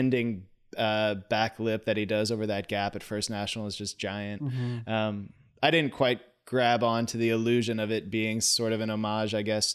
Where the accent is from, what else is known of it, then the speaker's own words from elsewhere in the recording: St. Louis, Missouri, United States; now in Chicago, United States; I grew up in St. Louis